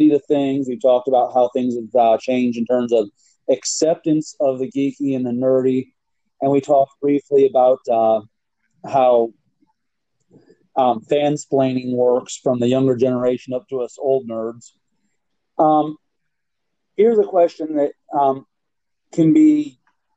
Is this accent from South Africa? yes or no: no; near Bowling Green, Ohio, United States; here I am, Bowling Green, Ohio